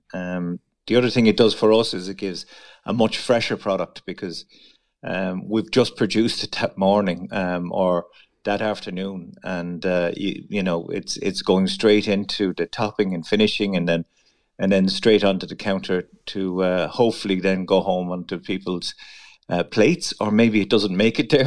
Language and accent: English; Mitchelstown, Munster, Ireland; moved away as an adult; also born or lived in Dublin; I am um, from Mitchelstown, Kilworth area, so North Cork. I was born in North Cork